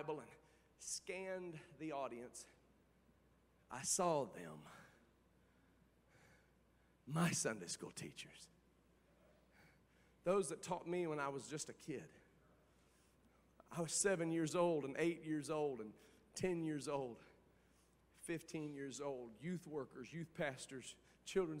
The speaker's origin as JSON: {"language": "English", "region": "Indiana", "country": "United States", "tie": "born or raised there", "moved": "as an adult", "lives_now": "Cincinnati, United States", "said": "I went back home to my home state of Indiana"}